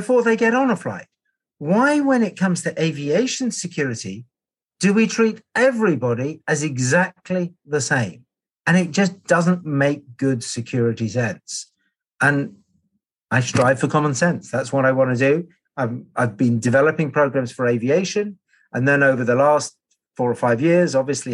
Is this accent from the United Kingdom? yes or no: yes; London, United Kingdom; I grew up in London on the flight path into London Heathrow